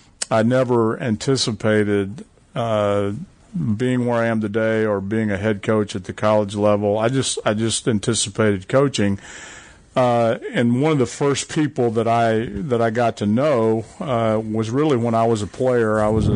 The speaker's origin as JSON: {"language": "English", "town": "Gulfport", "region": "Mississippi", "country": "United States", "tie": "born or raised there", "also_born_or_lived": "Waco, Texas", "moved": "as an adult", "said": "I grew up in Gulfport, Mississippi."}